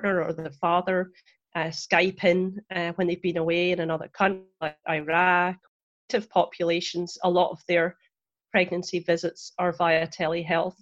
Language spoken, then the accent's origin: English; Scotland, United Kingdom; moved away as an adult; now in Florida, United States; I'm originally from Scotland. I trained there as a nurse and a midwife